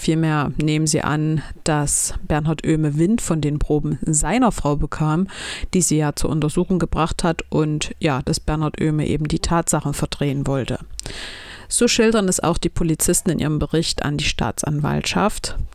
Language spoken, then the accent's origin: German; Chemnitz, Saxony, Germany; in meiner Heimatstadt Chemnitz